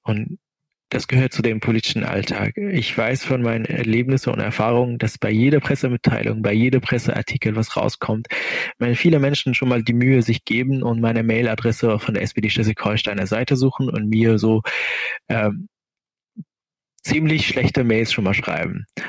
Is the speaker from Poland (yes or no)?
no; Syria; German is a second language; moved away as an adult; now in Kiel, Germany; Ich habe dort irgendwie meine Kindheit irgendwie schon mal erlebt